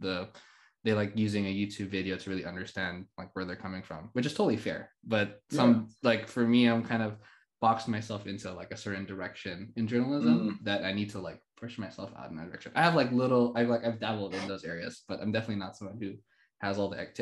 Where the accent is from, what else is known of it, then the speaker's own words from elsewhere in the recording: Philippines; moved away as an adult; also born or lived in Montreal, Canada; now in Canada; when I moved from the Philippines to Canada back in 2016